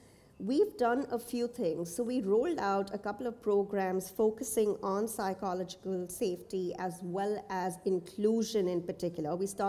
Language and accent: English; Nigeria; moved away; also born or lived in India; So I grew up in Nigeria and India, and since have worked in the Middle East.